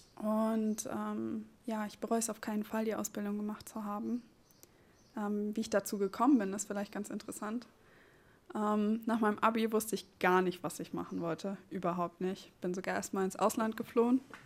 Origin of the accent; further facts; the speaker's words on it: Seligenstadt, Hesse, Germany; moved away as an adult; also born or lived in Frankfurt am Main / Oldenburg; now in Neubrandenburg, Germany; komme gebürtig aus Frankfurt am Main, äh, beziehungsweise aus Seligenstadt